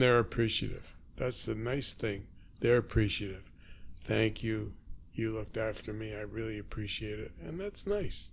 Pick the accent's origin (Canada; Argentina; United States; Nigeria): Canada; Toronto, Ontario; I was born on Markham Street, Markham and Harvard, in a house owned by the Firestones